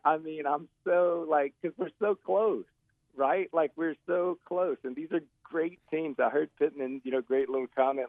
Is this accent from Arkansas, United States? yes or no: yes; Arkansas, United States; growing up in Arkansas